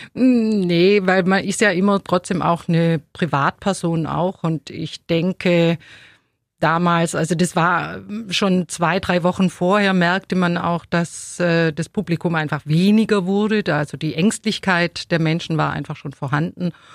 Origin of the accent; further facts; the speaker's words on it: Ulm, Baden-Württemberg, Germany; also born or lived in Neu-Ulm; Also ich hab, äh, Ulm überhaupt nie verlassen. Ich bin in Ulm geboren